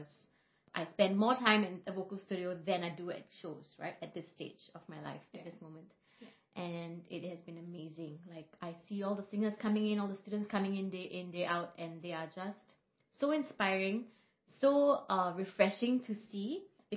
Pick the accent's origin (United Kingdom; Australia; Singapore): Singapore; I was born here in Singapore